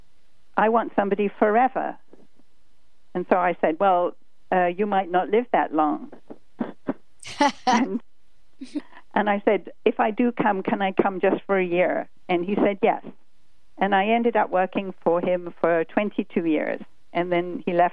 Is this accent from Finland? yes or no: no; London, United Kingdom; moved away as an adult; now in United States; I was born in London, and I lived my first 25 years there.